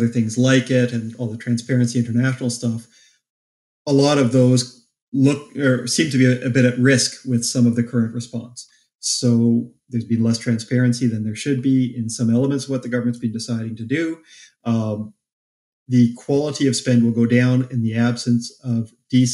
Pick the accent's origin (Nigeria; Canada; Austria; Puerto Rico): Canada; As a Canadian